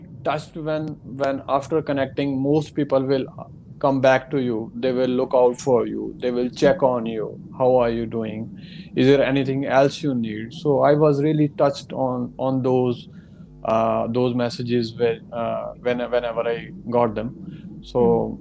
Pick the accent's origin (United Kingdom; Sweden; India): India; moved away as an adult; also born or lived in Melbourne, Australia; now in Orange, Australia; I'm from India, I'm planning to come to Australia